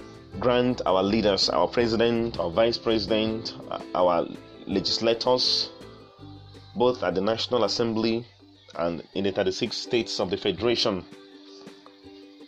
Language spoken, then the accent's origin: English; Nigeria; as a passionate Nigerian